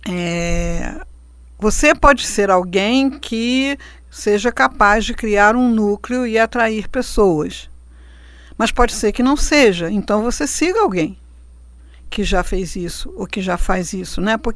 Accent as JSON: {"language": "Portuguese", "region": "Rio de Janeiro", "country": "Brazil", "tie": "born there", "said": "É, então, vamos agradecer, porque a gente nasceu no Rio de Janeiro e não nasceu na Sibéria"}